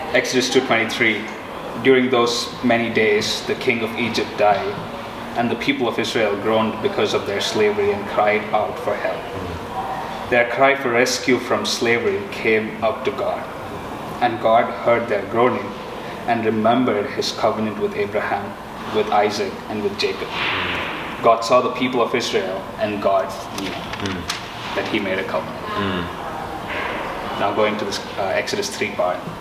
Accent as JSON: {"language": "English", "country": "India", "moved": "as an adult", "lives_now": "Tulsa, United States", "said": "I'm originally from India uh, I did my undergrad as an engineer, mm. uh, then moved here"}